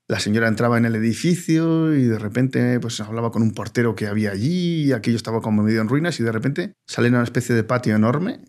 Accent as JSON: {"language": "Spanish", "town": "Bilbao", "region": "Basque Country", "country": "Spain", "said": "soy de Bilbao"}